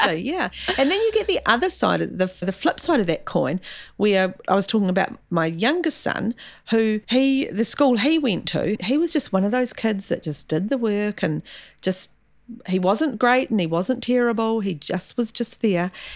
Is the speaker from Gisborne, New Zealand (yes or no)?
yes; Gisborne, New Zealand; also born or lived in Gore; now in Auckland, New Zealand; Gisborne. Born and bred in Gisborne